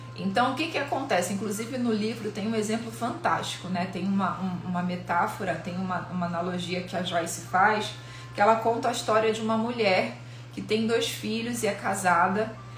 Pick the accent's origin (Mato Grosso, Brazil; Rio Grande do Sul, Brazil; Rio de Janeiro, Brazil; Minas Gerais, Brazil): Rio de Janeiro, Brazil; eu sou carioca